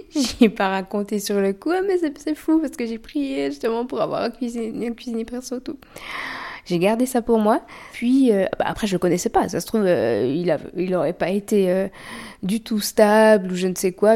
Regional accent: Switzerland; On est suisse

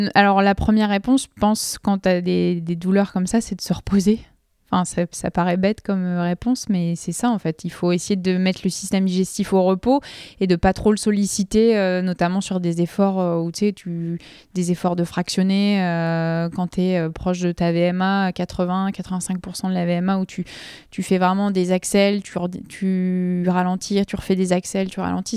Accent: Nord, Hauts-de-France, France; Je suis nordiste

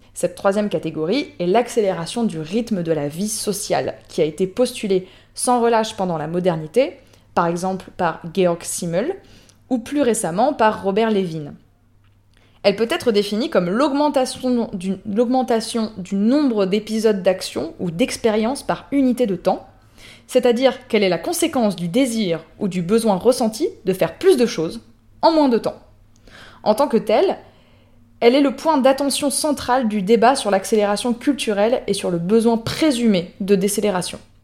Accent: France; chez nous en France

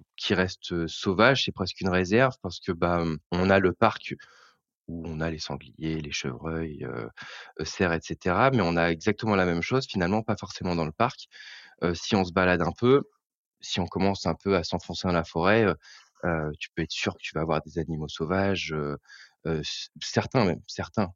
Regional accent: Eure, Normandy, France; moved away as an adult; also born or lived in Paris; now in Seine-Maritime, France; Je suis originaire de l'Eure, en fait, moi. Avant d'avoir un peu baroudé, je suis originaire de l'Eure.

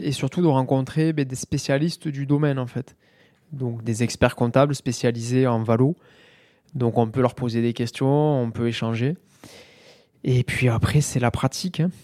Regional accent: Mazamet, Occitania, France; also born or lived in Toulouse; je viens de, de Mazamé, dans le Tarl

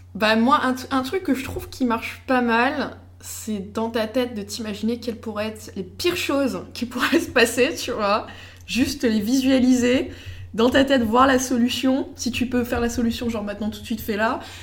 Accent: United States; je suis américaine

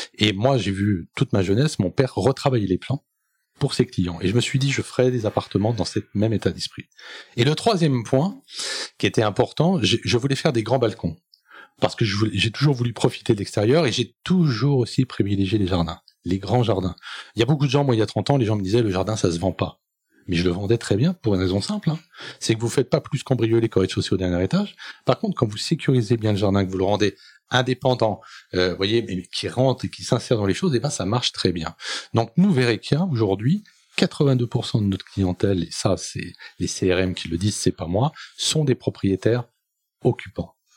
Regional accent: Seine-Saint-Denis, Île-de-France, France; je suis issu de, de, de Seine-Saint-Denis, bien évidemment, d'une famille euh, qui est partie de Bervilliers

